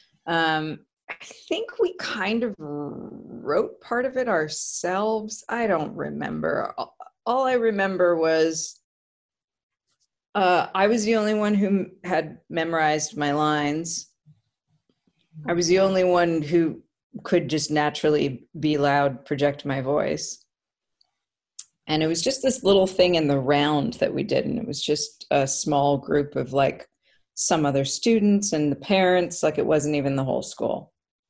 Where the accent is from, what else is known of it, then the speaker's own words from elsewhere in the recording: North Vancouver, British Columbia, Canada; also born or lived in Edmonton, Alberta, Canada; In Vancouver, we moved to Vancouver from Edmonton